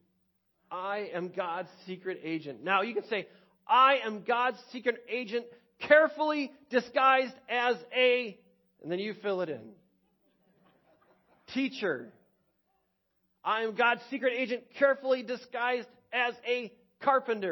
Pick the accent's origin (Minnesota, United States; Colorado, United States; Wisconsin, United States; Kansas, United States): Wisconsin, United States; Waukesha; growing up in Waukesha, like, I thought Keewaskum was the ends of the earth